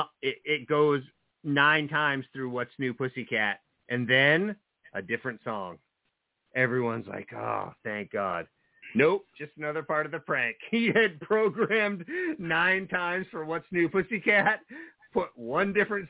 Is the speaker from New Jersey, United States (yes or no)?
yes; New Jersey, United States; now in Maine, United States; well, New Jersey, but I've lived in Maine for quite a while now